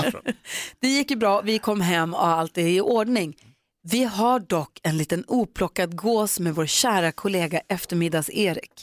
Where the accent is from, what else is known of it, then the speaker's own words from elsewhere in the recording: Växjö, Kronoberg County, Sweden; Jag är ju född i Växjö.